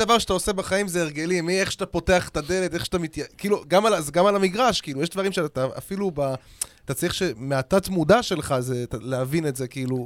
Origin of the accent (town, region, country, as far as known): Israel